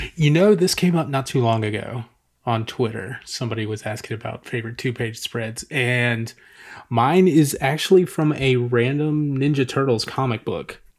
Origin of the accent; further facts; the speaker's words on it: Atlanta, Georgia, United States; I'm actually from Atlanta